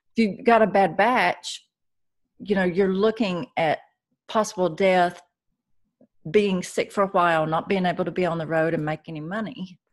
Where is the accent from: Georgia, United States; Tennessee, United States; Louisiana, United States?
Tennessee, United States; Chattanooga; my hometown of Chattanooga, Tennessee